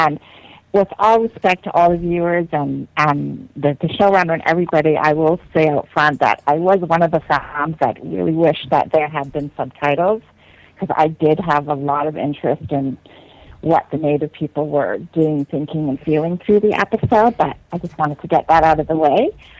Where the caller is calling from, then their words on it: Vancouver, British Columbia, Canada; I'm from Vancouver.